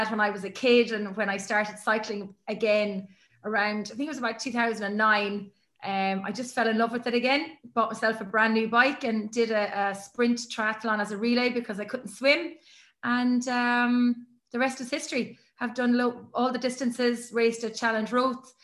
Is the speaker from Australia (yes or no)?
no; Cork, Munster, Ireland; moved away as an adult; now in Galway, Ireland; I'm from Cork originally, which is down very southern part of Ireland. And now I live on the West Coast